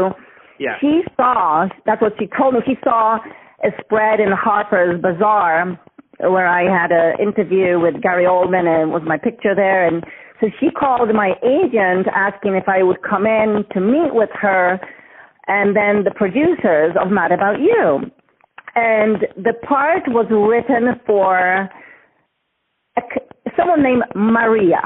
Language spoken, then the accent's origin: English; Gdańsk, Pomeranian Voivodeship, Poland; English is a second language; moved away as an adult; now in United States; I was born in Gdańsk.